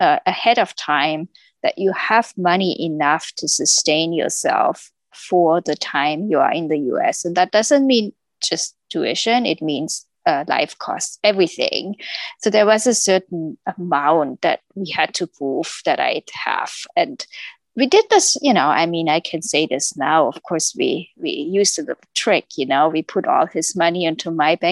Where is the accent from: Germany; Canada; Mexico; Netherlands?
Germany; moved away as an adult; I came from Germany